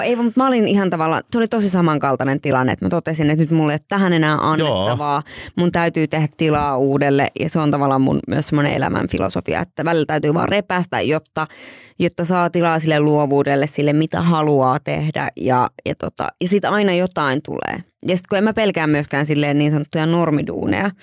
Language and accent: Finnish; Joensuu, North Karelia, Finland; me ollaan siis Joensuusta meidän perhe.